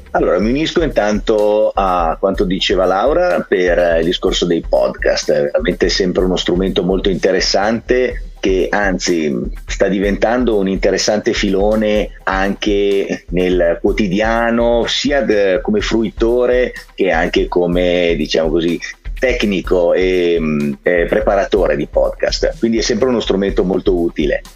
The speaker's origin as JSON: {"language": "Italian", "town": "Milan", "region": "Lombardy", "country": "Italy", "said": "ci vantiamo da milanesi"}